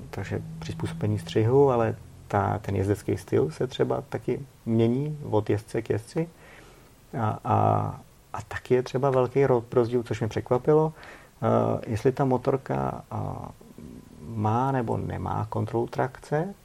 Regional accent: Czechia; my jako Češi

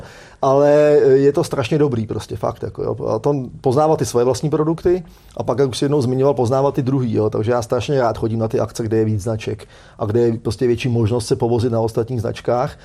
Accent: Czechia; U nás v Čechách

